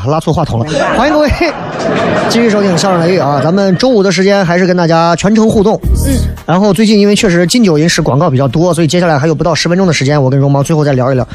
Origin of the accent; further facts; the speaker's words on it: Xi'an, Shaanxi, China; 这可能跟我们的历史绵长有关系，就很多西安人骨子里头